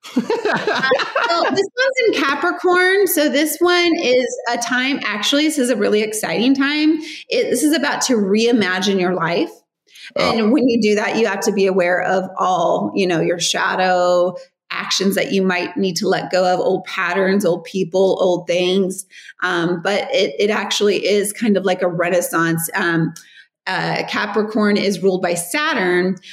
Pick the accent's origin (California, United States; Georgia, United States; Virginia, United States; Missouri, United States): California, United States; Riverside; born or raised there; moved away